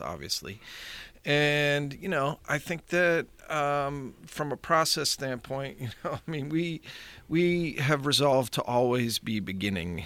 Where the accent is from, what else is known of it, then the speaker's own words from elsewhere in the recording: Pittsburgh, Pennsylvania, United States; I always sort of wanted to come back to Pittsburgh. So, um, it's funny, I left here thinking I'll never be, come back